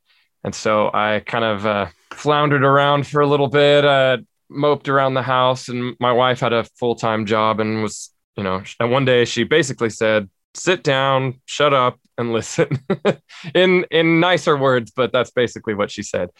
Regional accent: Southern California, United States; moved away as an adult; now in Spring Hill, United States; I was born and raised in Southern California, raised in church my whole life

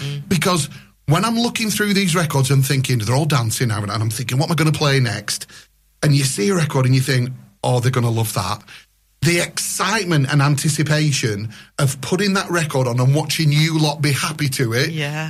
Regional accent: Lane Bottom, North West England, United Kingdom; So when you and I were growing up in Lane Bottom Village.

